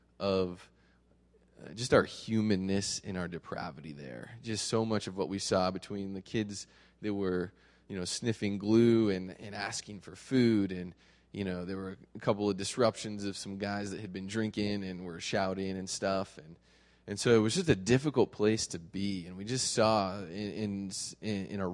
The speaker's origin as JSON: {"language": "English", "country": "United States", "said": "as an American with all of my comforts"}